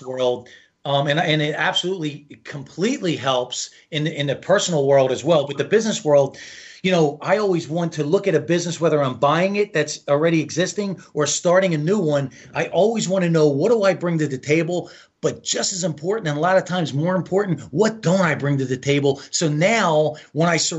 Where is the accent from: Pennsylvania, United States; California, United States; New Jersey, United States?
New Jersey, United States; I'm from the East Coast. I'm from Jersey